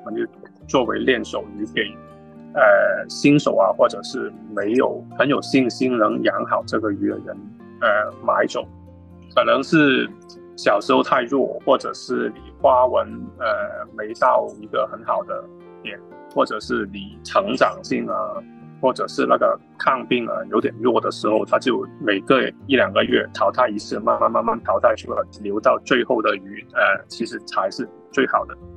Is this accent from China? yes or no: yes; China; now in Australia; 我们中国人就是龙的传人